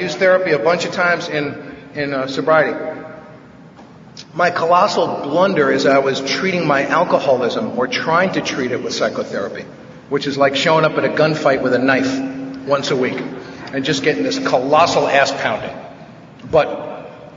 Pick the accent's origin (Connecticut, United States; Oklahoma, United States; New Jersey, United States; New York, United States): New York, United States; New York City; now in Van Nuys, United States; I grew up in this nutty house in New York when I was a kid. I'm from the Bronx